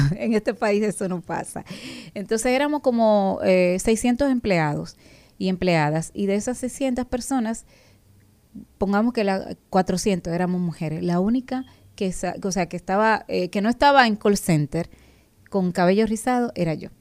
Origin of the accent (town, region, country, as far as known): Dominican Republic